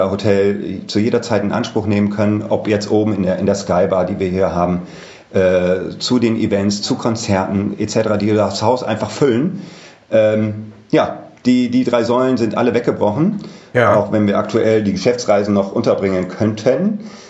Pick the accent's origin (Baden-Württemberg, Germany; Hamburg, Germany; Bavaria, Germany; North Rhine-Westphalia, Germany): North Rhine-Westphalia, Germany; Düsseldorf; born there; ich bin 43 Jahre alt, äh, gebürtig aus Düsseldorf, auch hier in Düsseldorf wohnt